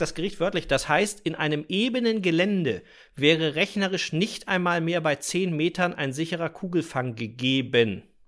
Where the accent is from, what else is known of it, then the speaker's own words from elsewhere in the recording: Mecklenburg-Vorpommern, Germany; bei uns in Mecklenburg-Vorpommern